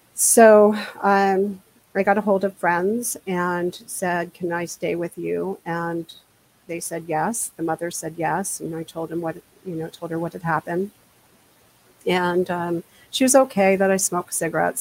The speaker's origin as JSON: {"language": "English", "region": "New Jersey", "country": "United States", "tie": "born or raised there", "also_born_or_lived": "Washington State", "moved": "yes", "lives_now": "Washington, United States", "said": "I grew up in New Jersey"}